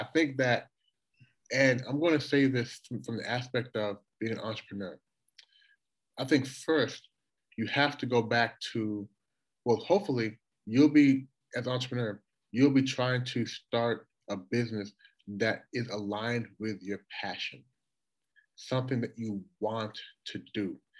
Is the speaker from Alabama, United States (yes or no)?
no; Louisville, Kentucky, United States; moved away as an adult; also born or lived in Toronto, Canada / Washington, D.C.; now in Shanghai, China; going from Toronto to Louisville, where I spent, you know, the vast majority of my life